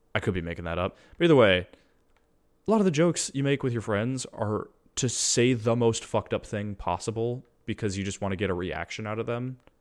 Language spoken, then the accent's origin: English; United States; as an American